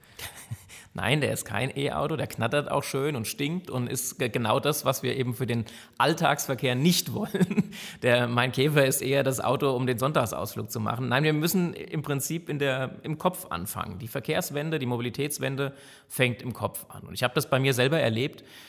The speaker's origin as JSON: {"language": "German", "area": "Frankfurt Rhine-Main region", "region": "Hesse", "country": "Germany"}